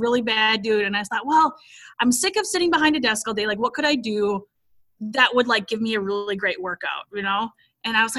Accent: Minnesota, United States; moved away as an adult; now in Alabama, United States; I am from Minnesota, lived there basically my whole life until we recently relocated to Alabama.

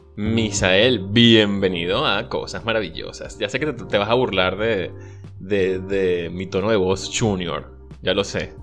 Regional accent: La Victoria, Aragua, Venezuela; moved away as an adult; yo soy de la Victoria en el estado de Aragua

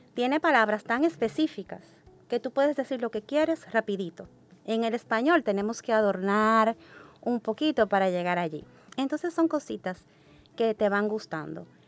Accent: Dominican Republic; Yo nací y crecí en República Dominicana

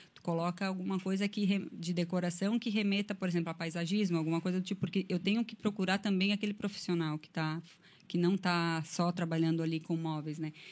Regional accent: Anta Gorda, Rio Grande do Sul, Brazil; moved away as an adult; now in Criciúma, Brazil; Eu sou lá do interior do Rio Grande do Sul, o nome da minha cidade, com muito orgulho, é Antagorda, fica na Serra Gaúcha

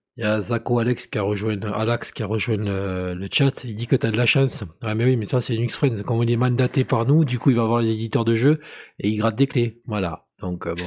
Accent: between Bordeaux and Toulouse, southwest France, France; je suis pas de Perpignan, je suis euh, un peu plus haut. Je suis entre euh, Bordeaux et Toulouse

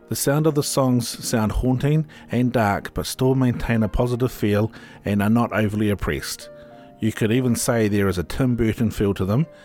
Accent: Finland; English is a second language; Significantly different from the snowy Christmas that I am used to in my home country, Finland.

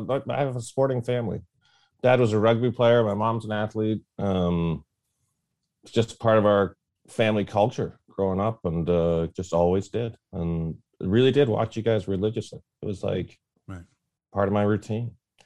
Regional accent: Millbrook, Ontario, Canada; now in Port Hope, Canada; I'm in Port Hope, but I was a Sportsline viewer when I grew up in Millbrook, Ontario, Canada.

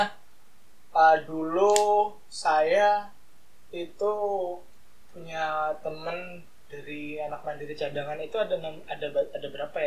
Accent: Mataram, West Nusa Tenggara, Indonesia; moved away as an adult; also born or lived in Semarang

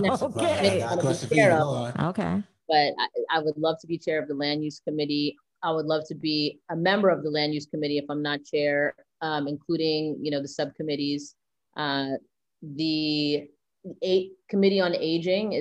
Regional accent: New York City, New York, United States; I grew up right behind what's now the Barclays Center.

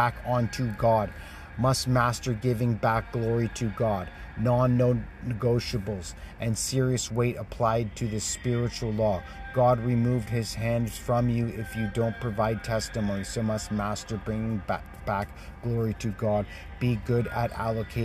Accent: Canada; as a Canadian leader

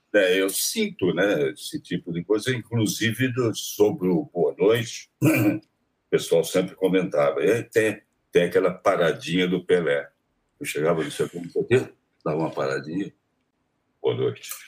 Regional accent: Taubaté, São Paulo, Brazil; Taubaté, né? Onde eu nasci, eh, na estação de Taubaté, na, na, no clube onde eu jogava tênis

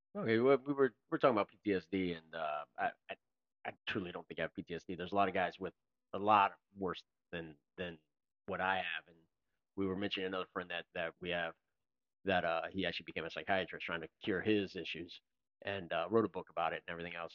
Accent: Florida, United States; I was from Florida

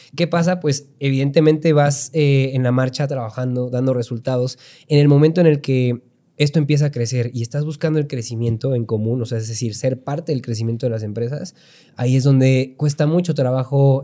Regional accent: Pachuca, Hidalgo, Mexico; also born or lived in Puebla; tengo 32 años, soy de Pachuca

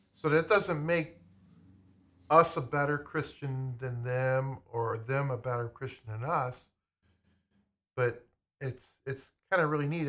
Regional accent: United States; I'm American.

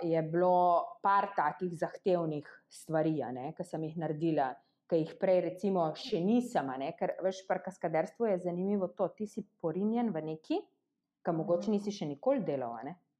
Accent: Slovenia; mi tukaj v Sloveniji

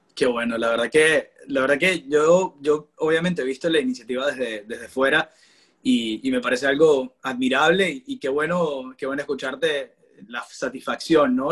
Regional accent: Maracaibo, Zulia, Venezuela; moved away as an adult; now in Toronto, Canada; yo soy periodista deportivo, soy de Maracaibo, vivo actualmente en Toronto, en Canadá

